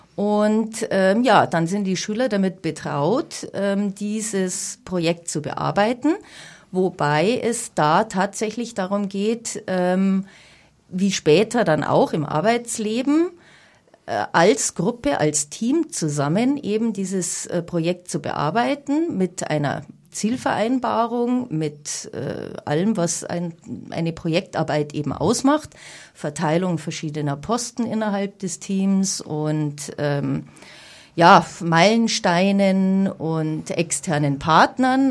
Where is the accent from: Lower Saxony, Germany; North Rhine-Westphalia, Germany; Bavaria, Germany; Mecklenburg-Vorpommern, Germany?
Bavaria, Germany; Munich; bin in München geboren. Ich bin Münchnerin durch und durch